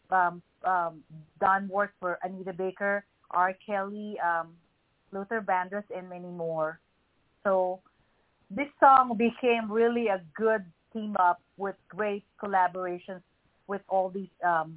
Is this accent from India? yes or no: no; Philippines; I was born and raised in the Philippines